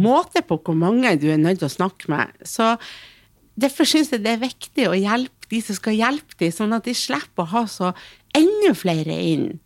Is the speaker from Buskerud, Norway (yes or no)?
no; Hamarøy, Nordland, Norway; Jeg kommer fra ei lita øy. Mm. Jeg kommer fra Hamarøy, som er en mm. kjempevakker plass